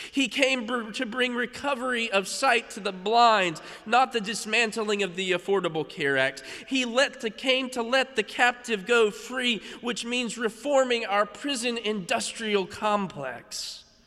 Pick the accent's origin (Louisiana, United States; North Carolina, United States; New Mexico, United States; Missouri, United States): North Carolina, United States; a conservatory in my home state